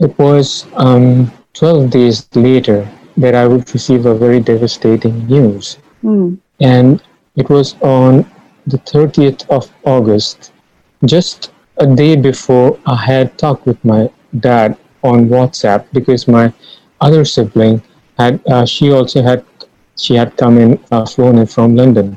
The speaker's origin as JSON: {"language": "English", "town": "Ranchi", "region": "Jharkhand", "country": "India", "tie": "born or raised there", "moved": "as an adult", "lives_now": "Guyana", "said": "I reached my hometown, which is Ranchi"}